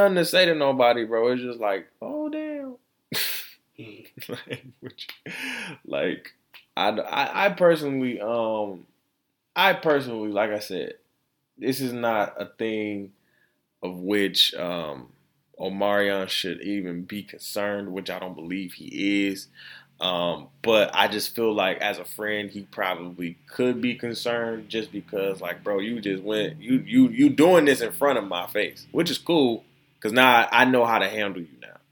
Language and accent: English; Florida, United States; my home state of Florida